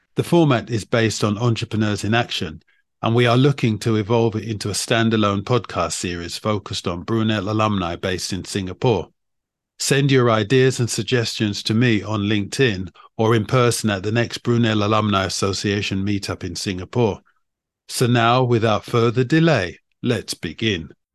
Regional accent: London, United Kingdom; moved away as an adult; also born or lived in China; I grew up in London

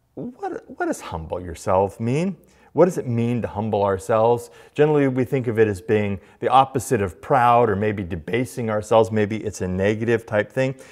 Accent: United States; being an American.

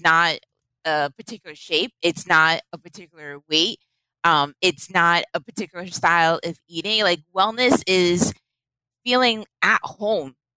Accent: Boston, Massachusetts, United States; Boston. I grew up in Roxbury.

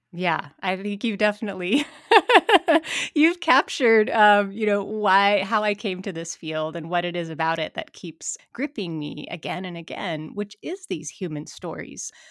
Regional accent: Missoula, Montana, United States; I'm from Montana, born and raised in Missoula.

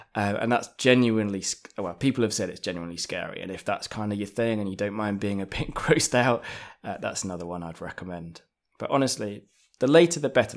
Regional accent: London, United Kingdom; also born or lived in Japan; now in Manchester, United Kingdom; So, I, I, I'm from England. Uh, I was born in London.

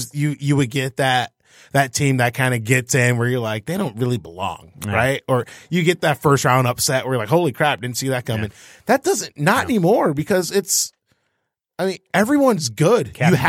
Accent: United States; I'm a front runner because I'm American.

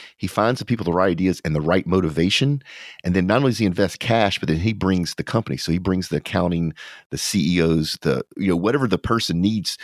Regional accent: Louisiana, United States; now in Texas, United States; because I'm from Louisiana

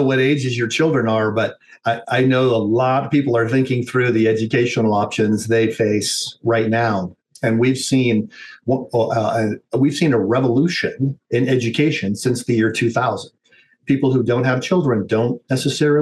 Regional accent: United States; as an American

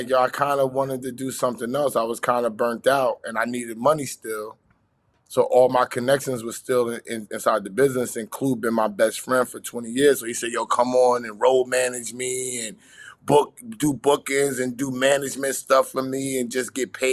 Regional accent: New York City, New York, United States; also born or lived in Bronx, New York; I was born in the Bronx, raised in Southside Jamaica, Queens

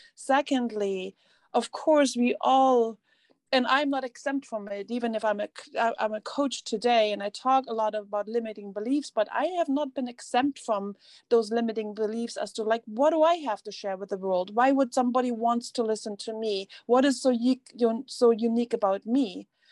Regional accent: East Germany, Germany; English is a second language; moved away; I grew up in East Germany

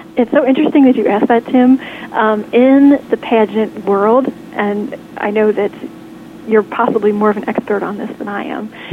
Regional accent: Lexington, Kentucky, United States; Today you are calling me in Lexington, Kentucky, my hometown

